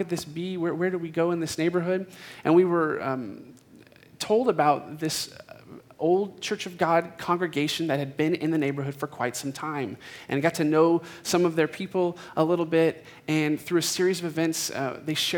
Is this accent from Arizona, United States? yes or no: yes; Phoenix, Arizona, United States; myself am a native Phoenician. So I grew up in Phoenix